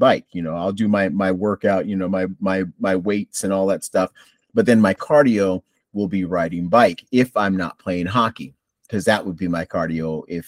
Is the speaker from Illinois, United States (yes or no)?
no; Buffalo, New York, United States; now in North Carolina, United States; I'm originally from Buffalo, New York